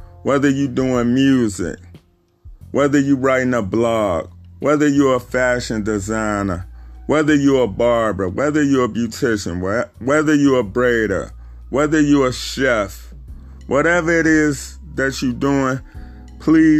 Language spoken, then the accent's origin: English; Chicago, Illinois, United States; I'm from Chicago